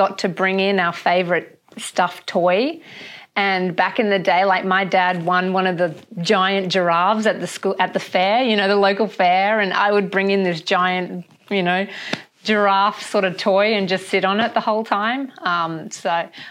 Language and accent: English; Perth, Western Australia, Australia; also born or lived in Brisbane; we just moved back about 2 weeks ago. We're from Perth.